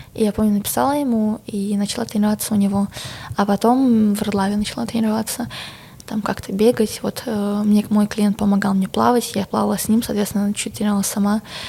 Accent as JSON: {"language": "Russian", "country": "Belarus", "moved": "as an adult", "lives_now": "Moscow, Russia", "said": "я действительно наивная белоруска"}